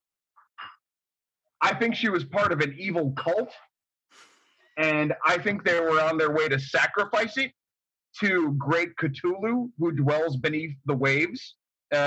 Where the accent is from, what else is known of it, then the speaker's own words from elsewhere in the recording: United States; now in Japan; I'm such an American